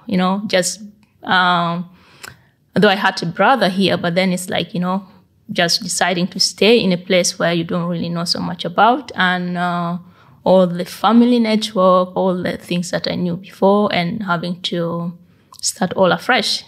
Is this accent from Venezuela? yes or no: no; South Sudan; moved away as an adult; also born or lived in Bergen, Norway; now in Norway; I was born and raised up in South Sudan until 1990.